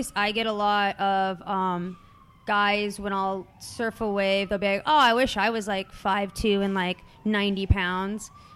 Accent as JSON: {"language": "English", "town": "Long Beach", "region": "California", "country": "United States", "tie": "born or raised there", "said": "I grew up in Long Beach, California"}